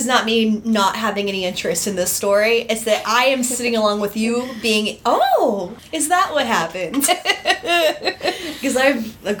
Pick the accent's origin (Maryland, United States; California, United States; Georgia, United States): Georgia, United States; Decatur; I was born in Decatur